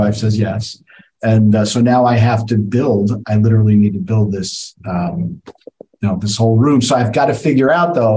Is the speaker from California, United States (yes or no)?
no; New York City, New York, United States; I'm from the Bronx.